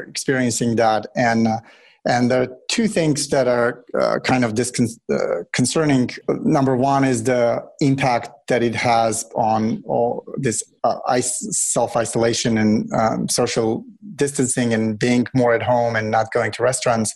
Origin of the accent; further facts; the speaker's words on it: Russia; now in United States; I grew up in Russia